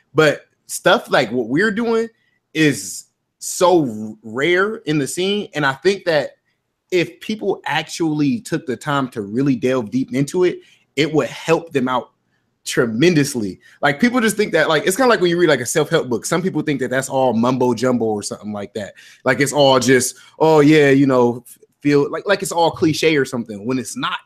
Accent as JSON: {"language": "English", "region": "Ohio", "country": "United States", "said": "I'm from Ohio"}